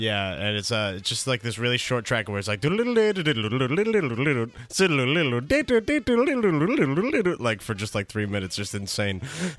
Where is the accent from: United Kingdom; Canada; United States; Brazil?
United States; Mount Vernon, New York; moved away as an adult; he shouts out my hometown of Mount Vernon, New York.